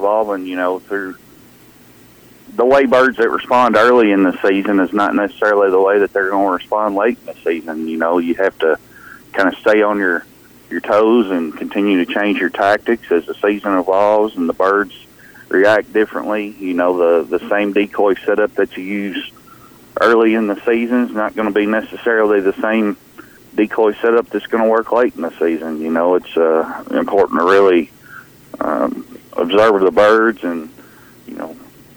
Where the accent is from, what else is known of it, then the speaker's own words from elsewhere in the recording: Kentucky, United States; came back to my home state of Kentucky